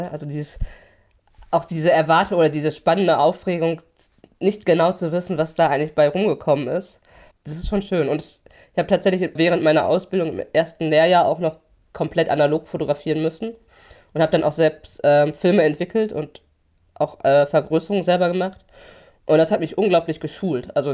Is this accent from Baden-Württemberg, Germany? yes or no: no; Hamm, North Rhine-Westphalia, Germany; Also, äh, genau, ich bin in Hamm in Westfalen aufgewachsen.